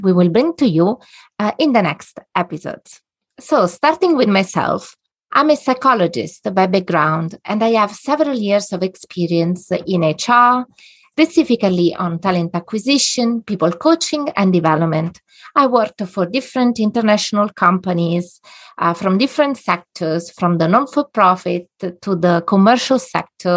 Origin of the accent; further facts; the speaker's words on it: a little town between Rome and Naples, Lazio, Italy; moved away as an adult; now in Netherlands; I'm Italian by origin. I come from a little town between Rome and Naples on the seaside